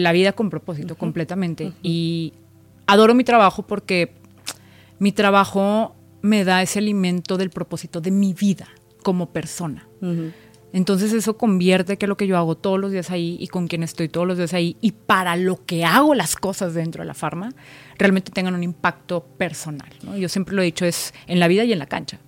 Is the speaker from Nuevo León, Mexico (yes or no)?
yes; Monterrey, Nuevo León, Mexico; moved away as an adult; now in Mexico City, Mexico; soy una mujer regia, soy regia. Vivo en la Ciudad de México